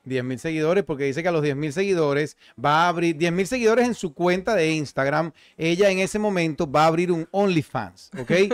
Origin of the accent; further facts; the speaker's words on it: Venezuela; moved away; más cerca de Venezuela de lo que había estado en todos estos años desde que salí de mi tierra